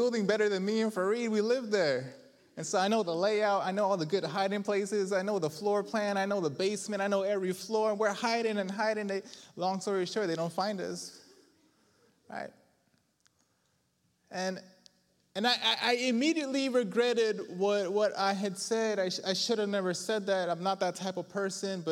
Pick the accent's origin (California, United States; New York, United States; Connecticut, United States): New York, United States; all tough from New York